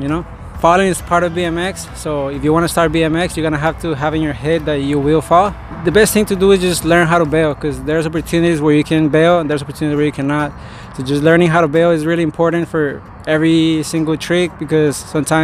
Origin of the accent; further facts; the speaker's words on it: Bogotá, Bogotá Capital District, Colombia; moved away; I'm originally from Colombia, Bogota, Colombia, the capital